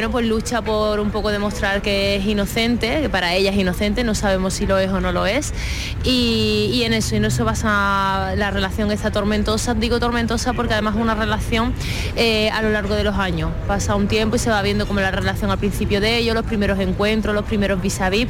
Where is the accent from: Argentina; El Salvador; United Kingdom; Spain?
Spain; Málaga, Andalusia; para mí este es el festival de, mi ciudad, el festival que yo he